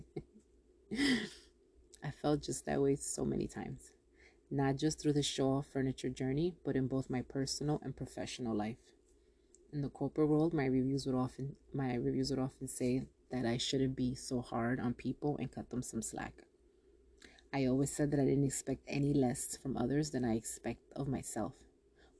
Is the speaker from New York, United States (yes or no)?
yes; Yonkers, New York, United States; I'm from Yonkers.